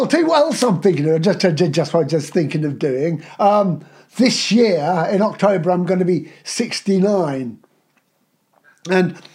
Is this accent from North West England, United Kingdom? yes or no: no; Aylesbury, South East England, United Kingdom; it's my hometown